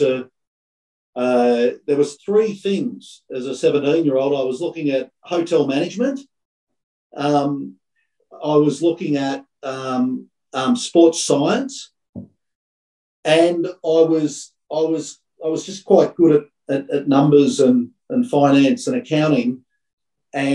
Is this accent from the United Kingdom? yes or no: no; country Victoria, Australia; also born or lived in Calgary, Canada / Melbourne, Australia / New York, United States; I grew up in country Victoria. And so, loved playing my cricket and my football as a young Victorian boy